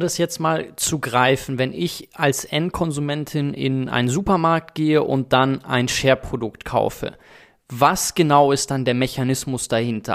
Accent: South Africa; now in Germany; wenn ich dann in Südafrika zum Beispiel die Orte besuche, wo ich groß geworden bin und ich bin auf einer Farm groß geworden

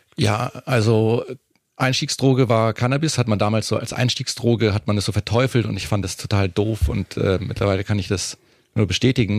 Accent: Munich, Bavaria, Germany; now in Berlin, Germany; als Münchner

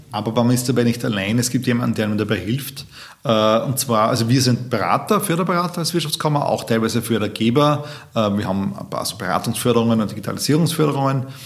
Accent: Austria; Ja, es gibt jedes Jahr Studie, wo wir als äh, Österreicher sehr schlecht aussteigen bei der Gründungsdauer

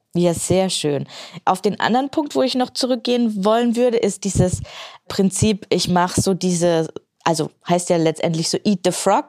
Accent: Main-Tauber-Kreis, Baden-Württemberg, Germany; hier in meiner Heimat, in wunderschönen main tauberkreis

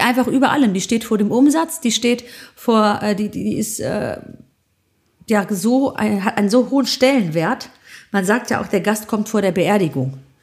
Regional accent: Greece; bei uns in Griechenland

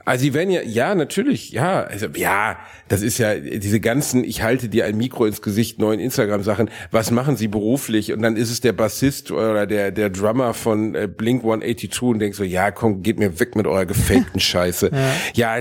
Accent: Gelsenkirchen, North Rhine-Westphalia, Germany; ich komme aus Gelsenkirchen

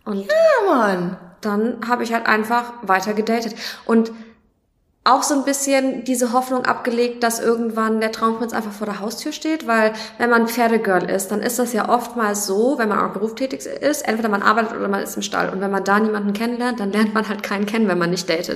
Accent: Nuremberg, Bavaria, Germany; Ich komme aus Nürnberg

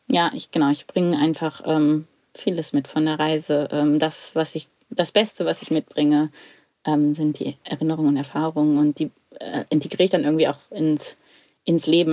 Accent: Lüneburg Heath, Lower Saxony, Germany; Mein erstes Leben auf dem Bauernhof, groß geworden in der Lüneburger Heide

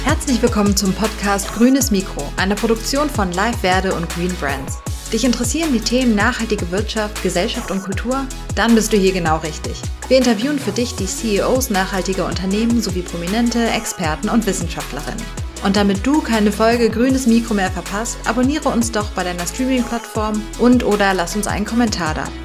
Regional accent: Ruhr area, North Rhine-Westphalia, Germany; moved away as an adult; also born or lived in Tübingen / Würzburg; ich bin äh, im Ruhrgebiet aufgewachsen, also relativ weit weg vom Meer.

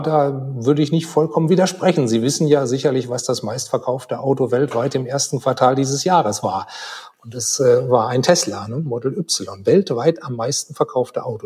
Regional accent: Germany; als Deutsche

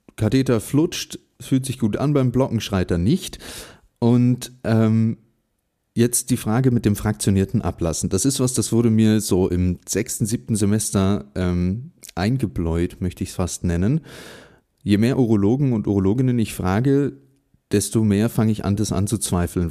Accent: Berlin, Germany; in meiner Heimatstadt Berlin

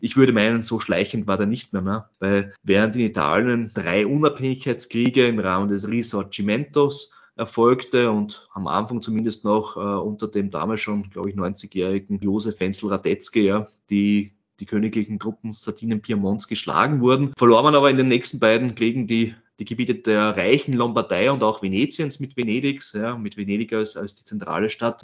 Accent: Burgenland, Austria; in meinem Heimatbundesland, im Burgenland

